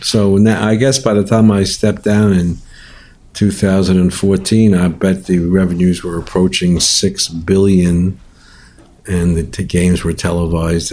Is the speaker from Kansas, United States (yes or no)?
no; New York City, New York, United States; I was a sports fanatic living and growing up in Manhattan